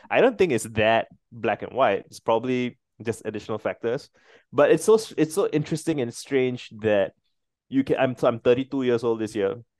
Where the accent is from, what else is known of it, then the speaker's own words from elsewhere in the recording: Singapore; so I'm Singaporean